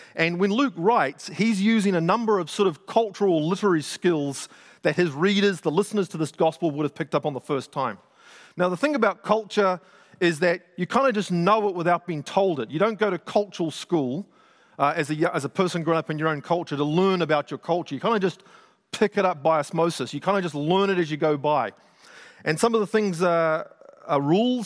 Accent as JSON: {"language": "English", "region": "Auckland", "country": "New Zealand", "tie": "born or raised there", "said": "I grew up in South Auckland"}